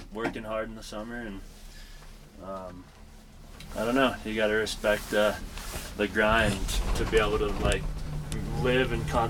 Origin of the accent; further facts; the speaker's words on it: Roaring Fork Valley, Colorado, United States; I'm a snowboarder from the Valley here.